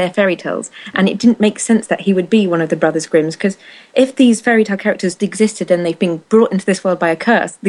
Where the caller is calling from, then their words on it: the north of England, United Kingdom; I'm actually calling from the darkened living room of the north of England.